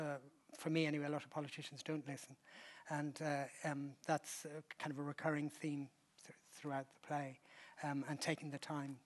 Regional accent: Ireland; I slightly liken it to an Irish, I'm Irish, wakes are a big thing for us.

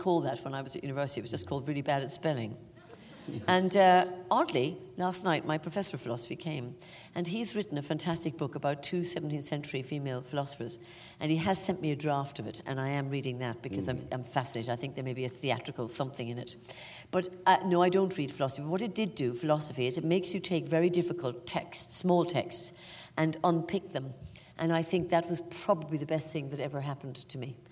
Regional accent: Ireland; accent: Irish; moved away as an adult; now in England; my accent as being very Irish, but I don't experience it as

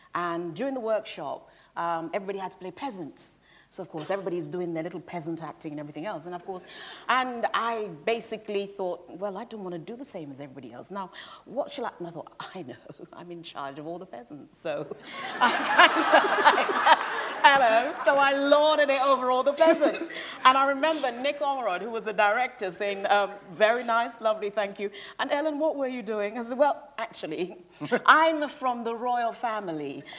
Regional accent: United Kingdom; I grew up outside London

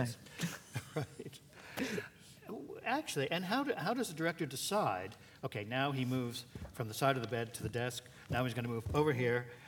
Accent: New York, United States; I'm a New Yorker like Stephen

